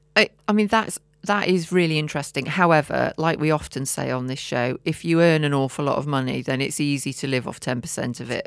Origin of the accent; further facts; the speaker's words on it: Herefordshire, West Midlands, United Kingdom; I'm from Herefordshire